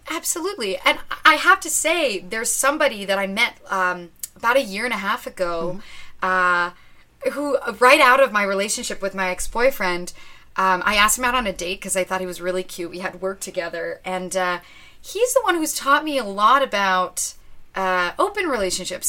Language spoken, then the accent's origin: English; Ottawa, Ontario, Canada; moved away; I grew up in Ottawa, so my whole family's there